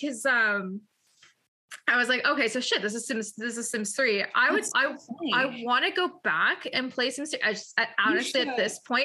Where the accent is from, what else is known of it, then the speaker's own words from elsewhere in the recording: Canada; I'm from Canada, but we drove to Troy, Michigan